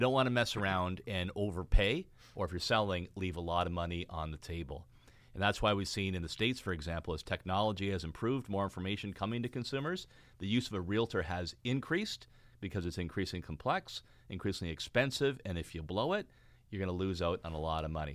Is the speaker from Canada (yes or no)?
yes; Fort Erie, Ontario, Canada; also born or lived in Wellandport, Ontario; Niagara, my hometown for anybody watching the podcast. Four Dairies, where I was born and raised, right on the border with Buffalo, New York.